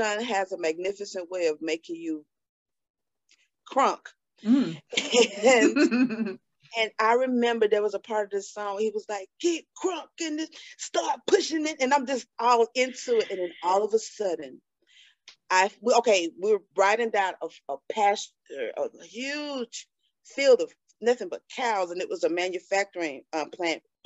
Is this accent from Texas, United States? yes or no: no; Atlanta, Georgia, United States; I'm born and raised in Atlanta, Georgia